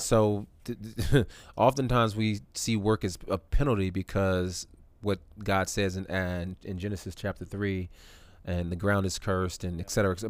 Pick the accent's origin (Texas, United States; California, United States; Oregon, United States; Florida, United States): California, United States; moved away as an adult; also born or lived in Canada / Tuskegee, Alabama; now in Atlanta, United States; I grew up most of my life in in California